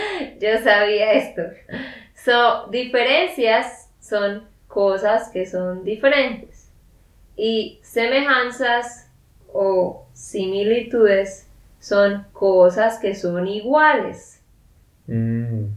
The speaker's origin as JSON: {"language": "Spanish", "region": "Santander", "country": "Colombia", "said": "de Santander, Colombia"}